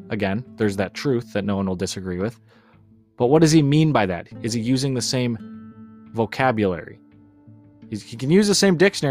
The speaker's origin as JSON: {"language": "English", "country": "United States"}